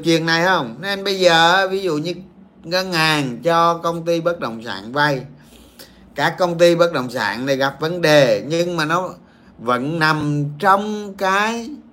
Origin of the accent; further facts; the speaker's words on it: Dong Nai, Vietnam; quê tôi ở đồng nai